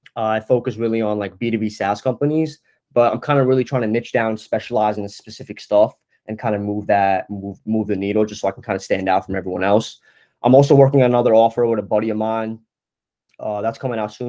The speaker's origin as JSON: {"language": "English", "region": "New Jersey", "country": "United States", "moved": "as an adult", "lives_now": "Brooklyn, United States", "said": "I'm kid from New Jersey, North Jersey."}